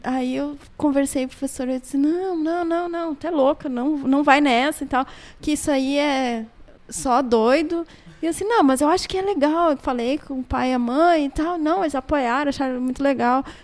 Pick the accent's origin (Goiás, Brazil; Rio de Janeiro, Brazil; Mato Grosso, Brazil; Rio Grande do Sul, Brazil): Rio Grande do Sul, Brazil; Santa Maria; Eu sou natural de Santa Maria e eu fiz a minha graduação e mestrado em Santa Maria. Mas eu não passei a minha vida em Santa Maria.